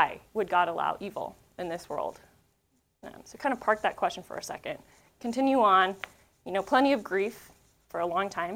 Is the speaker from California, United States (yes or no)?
no; Northeast Colorado, United States; I grew up in Northeast Colorado